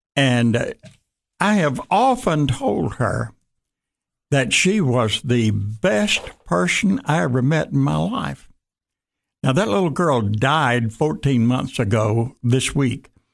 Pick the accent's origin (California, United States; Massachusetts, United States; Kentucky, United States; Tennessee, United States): Tennessee, United States; Jackson; moved back to Jackson, Tennessee, my hometown